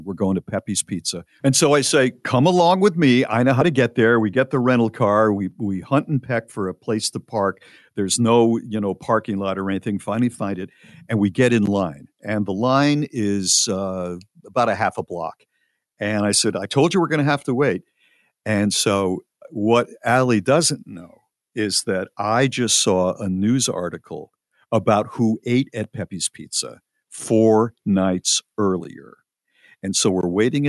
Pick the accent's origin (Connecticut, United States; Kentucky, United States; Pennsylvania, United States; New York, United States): Connecticut, United States; New Haven; moved away; also born or lived in Charlotte, North Carolina; I am from New Haven, Connecticut originally